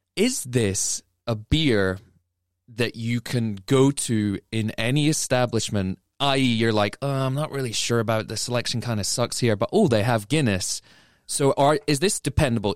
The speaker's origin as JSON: {"language": "English", "region": "England", "country": "United Kingdom", "tie": "born or raised there", "also_born_or_lived": "Scotland / Ireland (ancestry)", "moved": "yes", "lives_now": "United States", "said": "I was born in Scotland, grew up in England, but do have Irish ancestry as well."}